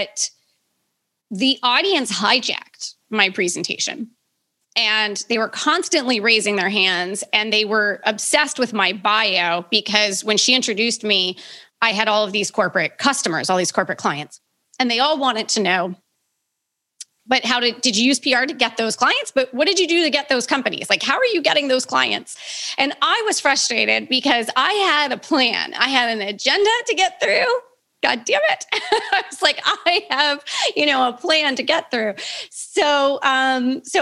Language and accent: English; Baltimore, Maryland, United States; I'm born and raised in Baltimore